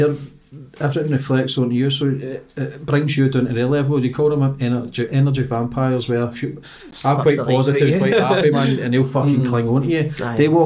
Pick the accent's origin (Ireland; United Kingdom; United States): United Kingdom; Poso, Scotland; I grew up in Poso